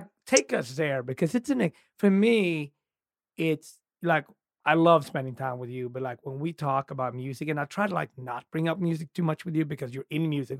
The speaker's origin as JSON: {"language": "English", "town": "Gothenburg", "region": "Västra Götaland", "country": "Sweden", "tie": "born or raised there", "said": "my hometown in Gothenburg"}